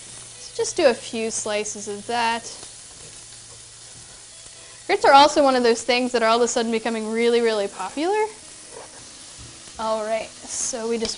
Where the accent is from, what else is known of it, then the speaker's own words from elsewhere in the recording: Virginia, United States; Growing up in Virginia, we ate a lot of grits